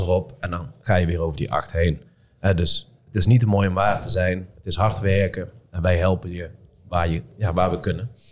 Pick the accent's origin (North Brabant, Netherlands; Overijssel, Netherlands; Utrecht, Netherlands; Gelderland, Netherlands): North Brabant, Netherlands; Eindhoven; accent: soft G; now in Son, Netherlands; ik heb een zachte G, ik kom hier uit Eindhoven